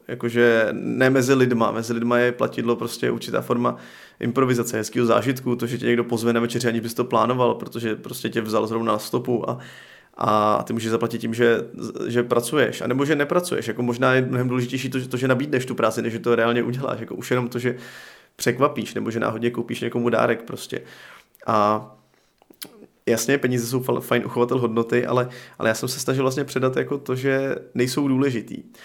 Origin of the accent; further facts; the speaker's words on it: Czechia; also born or lived in Pardubice, Czech Republic; jako Čech